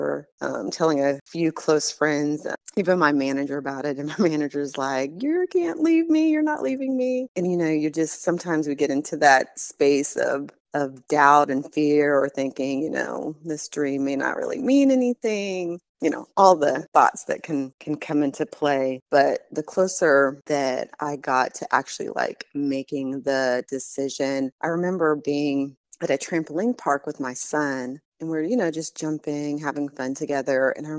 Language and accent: English; Southern California, United States; moved away as an adult; also born or lived in Bloomington, Illinois; now in Murfreesboro, United States; We left Illinois when I was about four, and my youngest brother at the time was three. And we moved to Southern California, spent about 20 years there